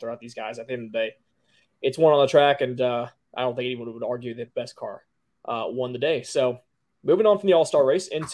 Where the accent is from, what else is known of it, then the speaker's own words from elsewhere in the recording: Charlotte, North Carolina, United States; I grew up in Charlotte for most of my life